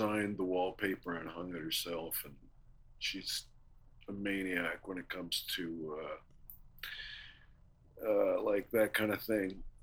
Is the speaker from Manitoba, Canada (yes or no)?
yes; Winnipeg, Manitoba, Canada; I'm from Winnipeg